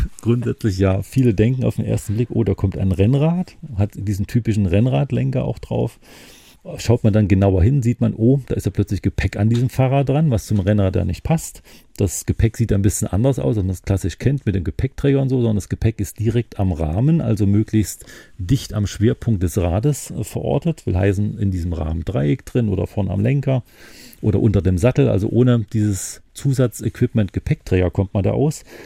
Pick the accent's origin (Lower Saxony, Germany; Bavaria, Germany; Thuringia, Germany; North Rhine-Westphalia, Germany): Thuringia, Germany; now in Mecklenburg-Vorpommern, Germany; ich als Thüringer